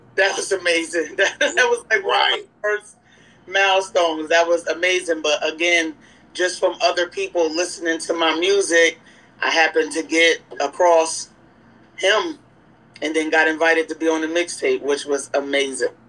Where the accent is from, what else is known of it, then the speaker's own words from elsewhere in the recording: Newburgh, New York, United States; I'm from Newburgh, New York.